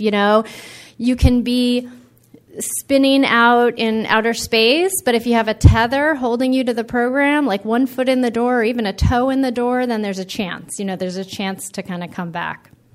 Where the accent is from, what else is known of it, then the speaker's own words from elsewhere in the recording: East Coast, United States; now in California, United States; I grew up on the East Coast, and I when I moved to California